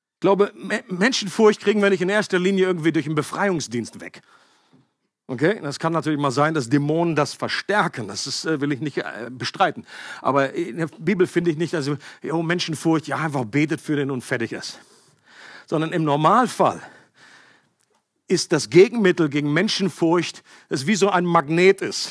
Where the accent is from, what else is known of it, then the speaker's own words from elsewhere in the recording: Northern Germany, Germany; Ich komme aus Norddeutschland.